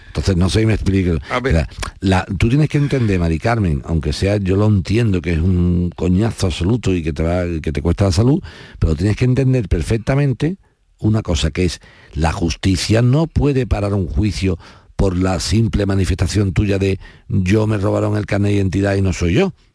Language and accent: Spanish; Spain; yo como español